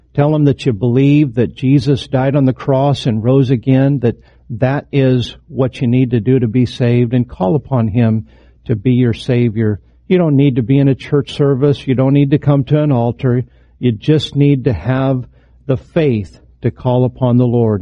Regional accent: Idaho, United States; moved away; my home state, Idaho

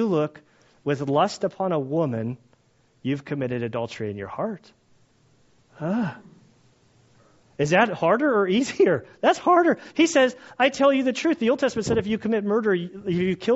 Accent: United States; I as an American

